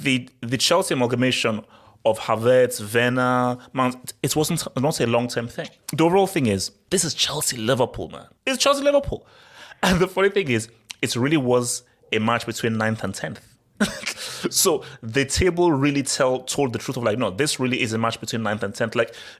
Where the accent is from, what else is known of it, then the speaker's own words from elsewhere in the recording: Nigeria; So yes, I'm a true Nigerian.